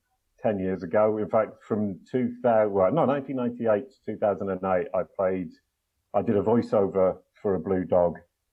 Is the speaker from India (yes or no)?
no; England, United Kingdom; Actually English.